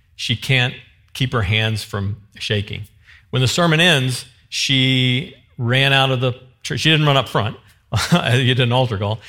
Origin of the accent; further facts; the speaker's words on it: the Ozarks, United States; I'm from the Ozarks